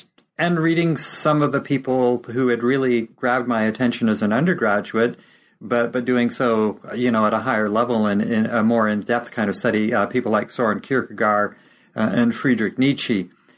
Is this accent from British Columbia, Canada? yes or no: yes; North Vancouver, British Columbia, Canada; also born or lived in Esterhazy; I was born in Esterhazy, Saskatchewan, which is the middle Canadian prairie province. And my mother was an elementary school teacher, and my father was a journalist. I ended up being raised in North Vancouver.